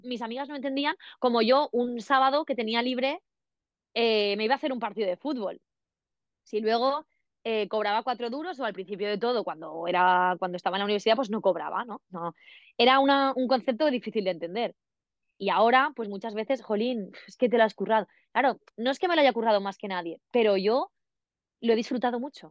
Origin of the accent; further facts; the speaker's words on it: Villarreal, Valencian Community, Spain; yo soy de Villarreal y la universidad más cercana era Castellón